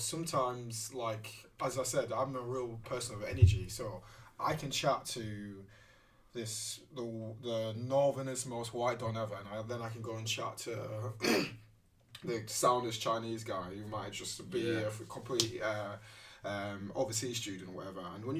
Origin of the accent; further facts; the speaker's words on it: Nigeria; And I used to be like, oh, from Nigeria.